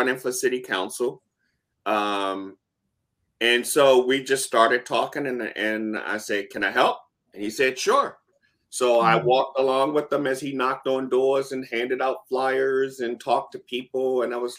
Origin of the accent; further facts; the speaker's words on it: Baltimore, Maryland, United States; born and raised in Baltimore